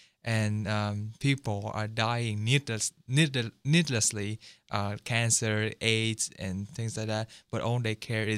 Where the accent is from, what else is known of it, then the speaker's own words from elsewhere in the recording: Seattle, Washington, United States; I'm from Washington, like Seattle